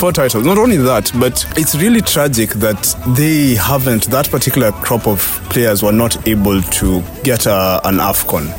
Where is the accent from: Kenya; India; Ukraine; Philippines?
Kenya; moved away as an adult; now in Ivory Coast; I am a Kenyan